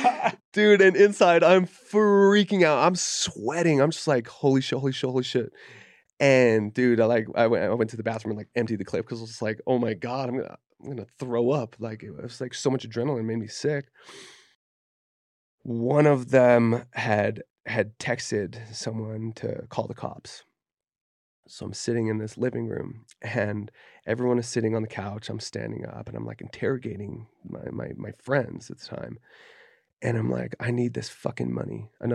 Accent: Kaysville, Utah, United States; I grew up in Kaysville, Utah. Like I did not grow up around that kind of like heat or violence, you know what I mean?

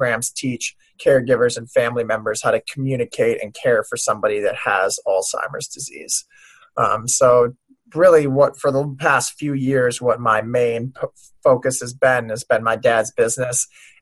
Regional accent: Minneapolis, Minnesota, United States; also born or lived in Paris, France; I grew up around the Minneapolis area in Minnesota

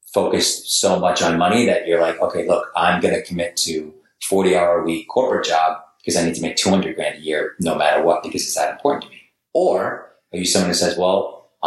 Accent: Boston, Massachusetts, United States; moved away as an adult; also born or lived in New York / Los Angeles, United States; now in San Diego, United States; I was from New York and, you know, grew up in Boston

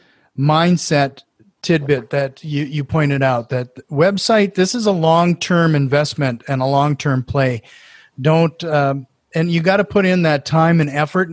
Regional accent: Norway; accent: Norwegian; my Norwegian accent

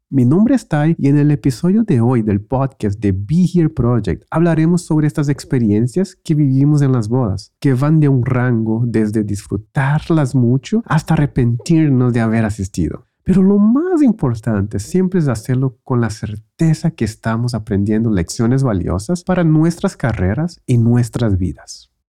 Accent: Brazil; en Brasil empezamos la escuela en enero

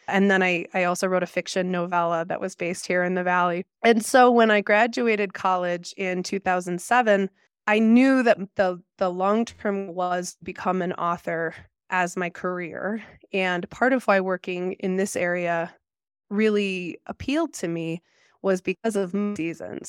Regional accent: Arlington Heights, Illinois, United States; now in Jackson, United States; I grew up outside Chicago in a suburb called Arlington Heights.

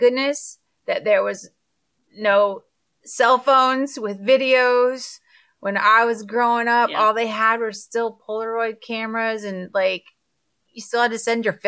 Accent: South Florida, United States; also born or lived in Orlando; I grew up in South Florida

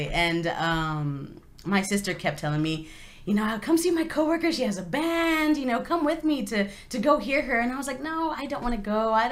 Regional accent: San Antonio, Texas, United States; Um, I'm from San Antonio, born and raised.

